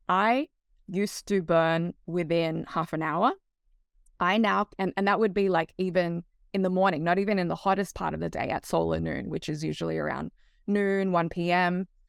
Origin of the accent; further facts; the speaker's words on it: Australia; moved away as an adult; now in Hawaii, United States; I actually grew up, I was raised in Australia and came over here